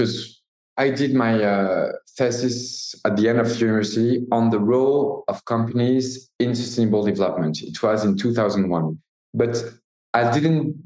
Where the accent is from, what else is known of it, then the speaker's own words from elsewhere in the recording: Paris, Île-de-France, France; we're from Paris. We are kind of city guys